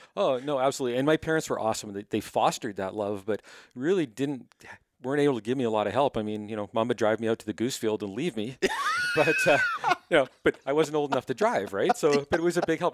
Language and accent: English; Winnipeg, Manitoba, Canada; moved away as an adult; now in Cochrane, Canada; I was born in Winnipeg